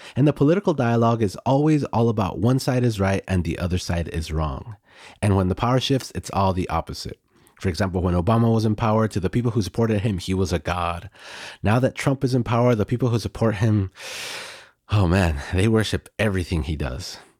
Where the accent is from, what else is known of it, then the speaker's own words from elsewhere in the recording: United States; now in Mexico; Growing up in the United States